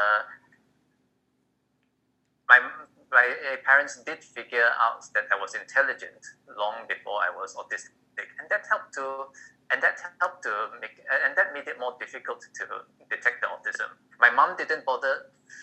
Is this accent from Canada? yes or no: no; Malaysia; from Malaysia